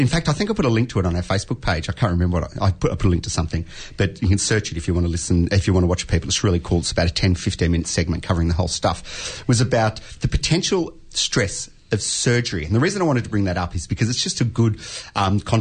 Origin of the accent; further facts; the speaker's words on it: Australia; we're all Australian